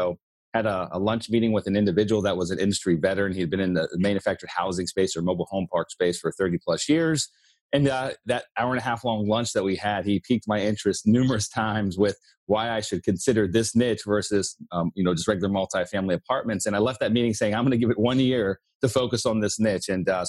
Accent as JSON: {"language": "English", "region": "Pennsylvania", "country": "United States", "tie": "born or raised there", "moved": "as an adult", "lives_now": "Florida, United States", "said": "He was a full-time investor in the town I grew up in Pennsylvania"}